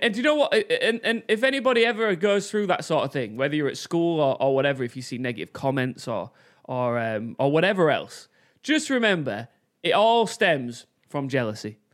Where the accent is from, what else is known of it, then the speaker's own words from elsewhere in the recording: Hull, Yorkshire and the Humber, United Kingdom; I'm from Hull